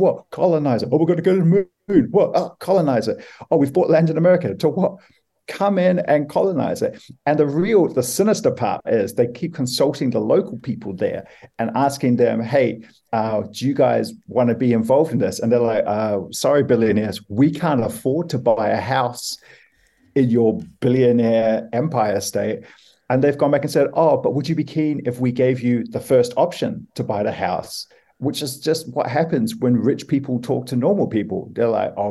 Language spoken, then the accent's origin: English; New Zealand; as a Kiwi guy